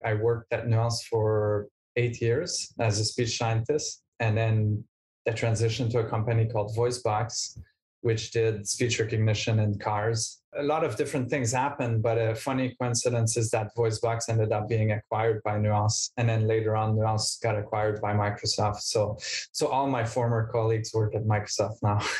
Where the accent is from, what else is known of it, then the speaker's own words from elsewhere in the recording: Montreal, Quebec, Canada; I'm from Montreal, Canada.